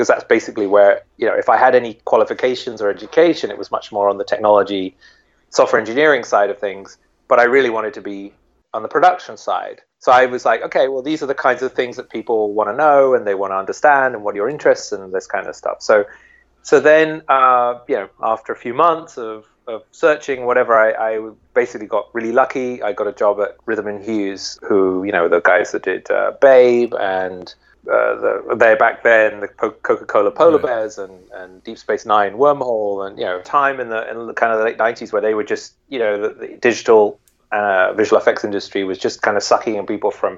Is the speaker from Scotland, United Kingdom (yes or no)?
no; near Shepperton Studios, South East England, United Kingdom; I was a kid in England. I grew up near Shepperton Studios